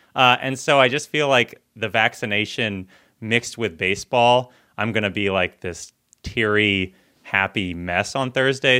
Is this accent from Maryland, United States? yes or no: no; Florida, United States; moved away as an adult; now in Washington, D.C., United States; I'm from Florida